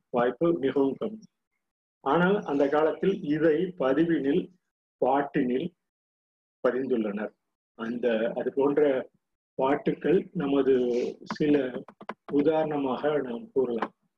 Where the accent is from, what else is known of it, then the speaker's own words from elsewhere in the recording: Ponmalai, Tamil Nadu, India; யாம் பிறந்தது பொன்மலை என்ற பகுதியில்